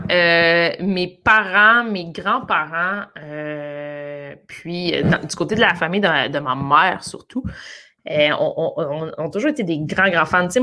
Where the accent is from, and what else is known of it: Canada